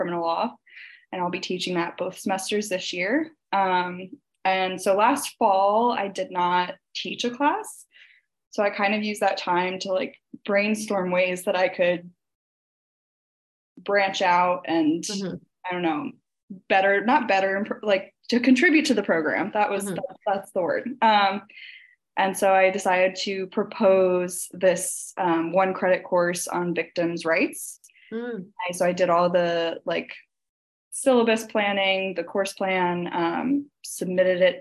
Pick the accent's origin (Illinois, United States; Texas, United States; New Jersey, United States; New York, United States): New Jersey, United States; I grew up in New Jersey